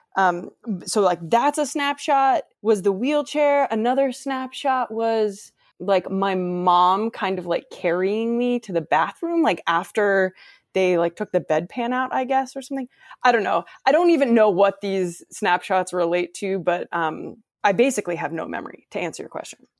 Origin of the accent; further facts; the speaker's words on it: Ohio, United States; I'm from Ohio, which is within a few hours driving distance